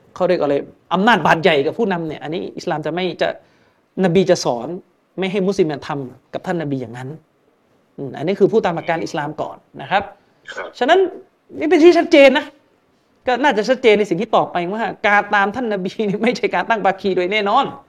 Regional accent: Yala, Thailand; ผมก็เป็นคนยะลาเนี่ย

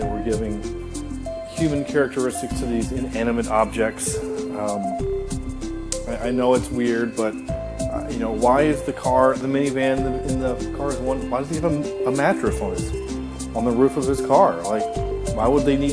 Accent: the South, United States; I am from the South

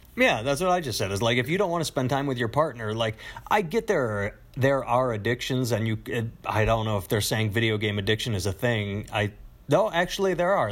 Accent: Wisconsin, United States; I'm from Wisconsin

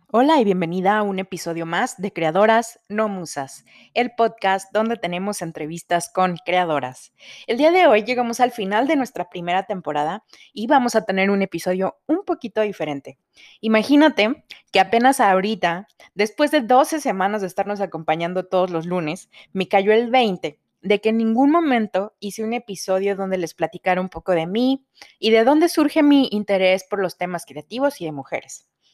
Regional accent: Mexico City, Mexico; Yo crecí en Ciudad de México

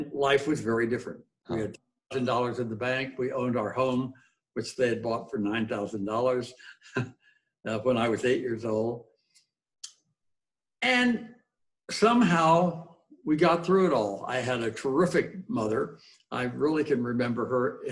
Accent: Coral Gables, Florida, United States; moved away as an adult; also born or lived in St. Thomas, Virgin Islands / Acapulco, Mexico; I was born and raised in Coral Gables, Florida

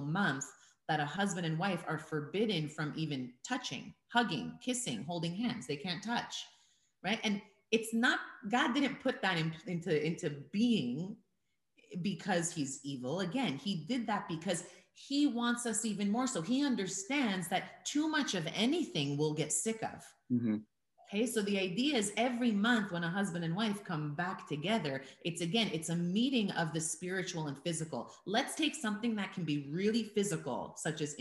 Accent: United States; moved away as an adult; I was born and raised in America

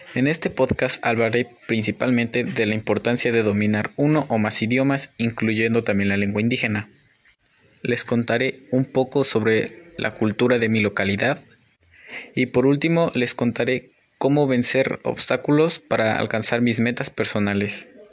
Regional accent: Mexico; nuestras culturas y tradiciones como mexicanos

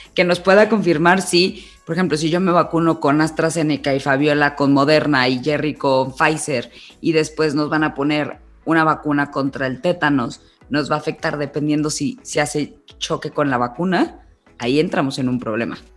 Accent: Mexico; decidí irnos a nuestro país

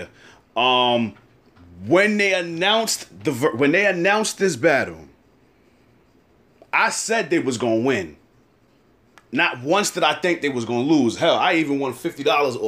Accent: New York, United States; I'm from New York

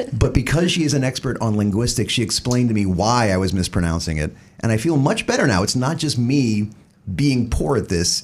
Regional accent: the South, United States; now in New Jersey, United States; being a Southerner

